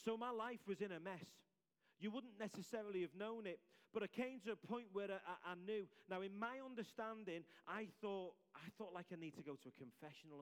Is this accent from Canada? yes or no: no; Liverpool, North West England, United Kingdom; accent: Scouse; my Scouse accent